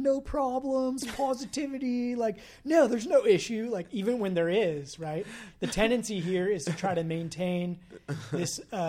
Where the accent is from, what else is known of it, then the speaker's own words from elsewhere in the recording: California, United States; now in San Francisco, United States; I come from a small town. I grew up in the North Bay